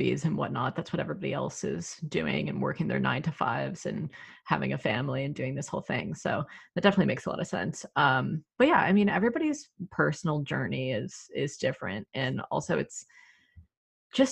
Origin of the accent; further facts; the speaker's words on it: the South, United States; moved away as an adult; also born or lived in Georgia / Los Angeles; growing up in the South